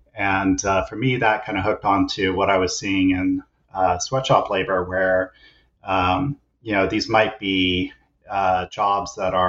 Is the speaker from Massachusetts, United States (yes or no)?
no; Kansas, United States; now in British Columbia, Canada; And I'm originally an American, grew up in Kansas and did all my schooling on the East Coast. But for the last 10 years or so, I've been a professor at the Simon Fraser University in British Columbia